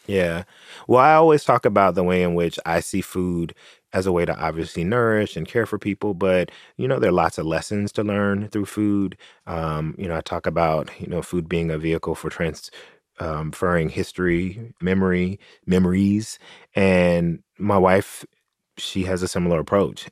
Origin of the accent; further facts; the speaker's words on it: Tennessee, United States; moved away; my home state of Tennessee